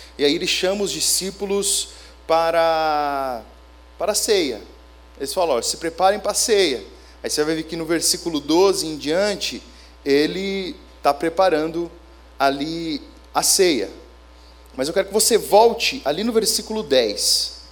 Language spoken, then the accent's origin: Portuguese; São Bernardo do Campo, São Paulo, Brazil; moved away as an adult; also born or lived in Minas Gerais / Bolivia; Eu sou de São Bernardo do Campo